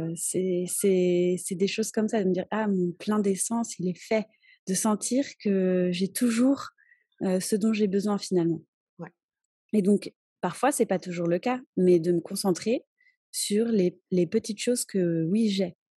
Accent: France; moved away as an adult; now in Cholula, Mexico; je suis française et j'habite au Mexique depuis bientôt 14 ans

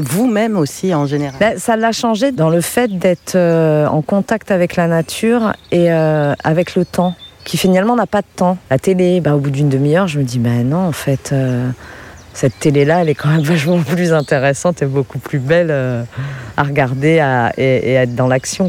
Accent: Oise, Hauts-de-France, France; moved away as an adult; also born or lived in Paris; now in Baron, France; Je suis originaire de l'Oise

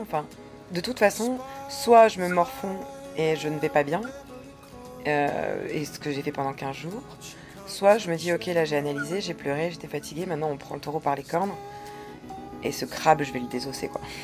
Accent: the Nord, Hauts-de-France, France; moved away; je suis du Nord

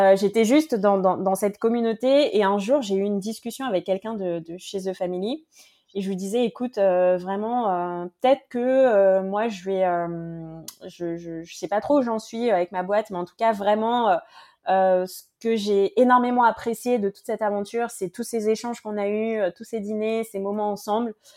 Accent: French Guiana; je viens de, de Guyane

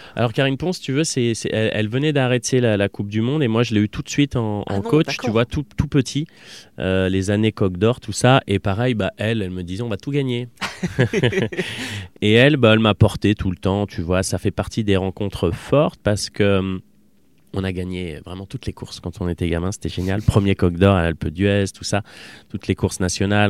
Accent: Voiron, Auvergne-Rhône-Alpes, France; also born or lived in Clermont-Ferrand; à Voiron, enfin on était vraiment citadins

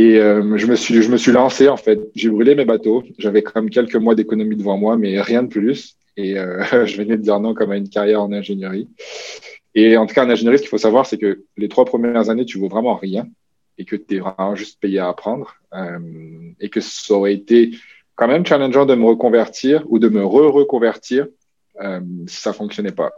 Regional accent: New Caledonia; moved away as an adult; also born or lived in Quebec; now in Canada; je suis originaire de la Nouvelle-Calédonie. Ça, je pense que c'est quelque chose qui est comme ancré chez moi qui est important, comme le petit gars des îles qui a grandi au milieu du Pacifique

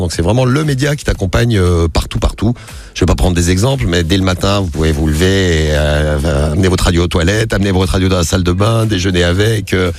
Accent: Roche-la-Molière, Auvergne-Rhône-Alpes, France; moved away as an adult; also born or lived in Firminy / Saint-Étienne; now in Paris, France; J'habite à, Roche-la-Molière et sinon je suis né à Firmini, je suis un aplou

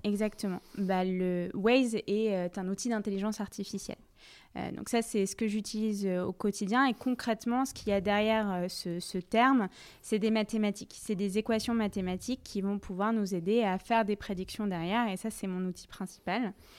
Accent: Paris, Île-de-France, France; Je viens de Paris où j'ai fait la majorité euh, de ma scolarité

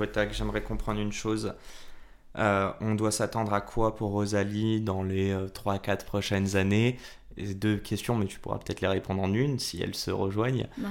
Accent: Morocco; je suis marocain

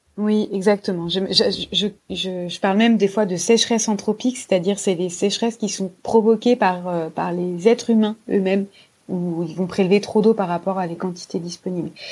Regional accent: France; chez nous en France

